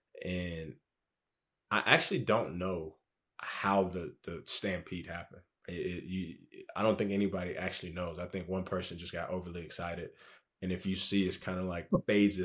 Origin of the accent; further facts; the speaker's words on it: Charlotte, North Carolina, United States; also born or lived in Liberia; I was born in Charlotte